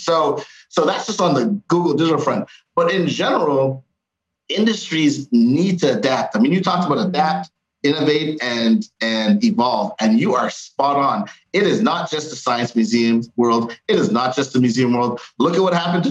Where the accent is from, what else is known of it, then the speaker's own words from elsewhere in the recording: Canada; We were raised in Canada